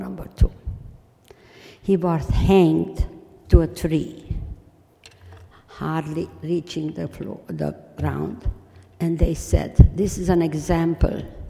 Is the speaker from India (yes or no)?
no; Transylvania, Romania; English is a second language; moved away; I come from Transylvania